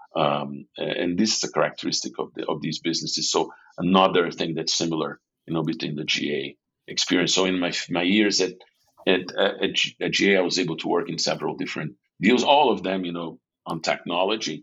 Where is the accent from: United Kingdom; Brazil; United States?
Brazil; São Paulo; I was born and raised in in São Paulo, in, Brazil